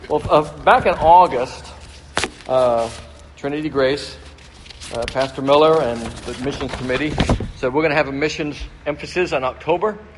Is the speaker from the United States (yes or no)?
no; Brazil; They were missionaries to Brazil, and so I grew up in Brazil, and uh, where my parents served, and we lived there for 10 years.